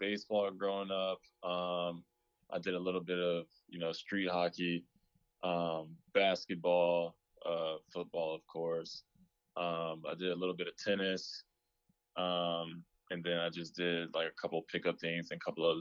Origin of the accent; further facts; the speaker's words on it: Raleigh, North Carolina, United States; also born or lived in Rochester, New York; I was born in New York, Rochester, New York, and then moved down to Raleigh, North Carolina when I was 8, and I've been here ever since